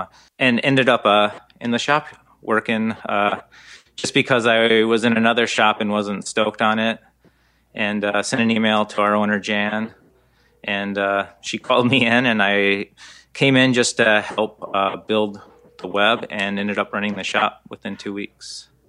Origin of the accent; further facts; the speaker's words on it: Midwest, United States; also born or lived in Utah; I am from Midwest. True, but I lived out west for a while. I lived out in Utah for almost 20 years